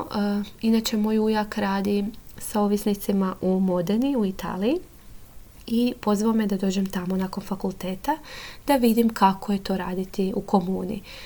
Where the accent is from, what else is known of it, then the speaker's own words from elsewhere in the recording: Mali Lošinj, Primorje-Gorski Kotar County, Croatia; moved away as an adult; now in Zagreb, Croatia; Inače dolazim iz Lošinja i tamo sam završila srednju školu i onda sam se preselila u Zagreb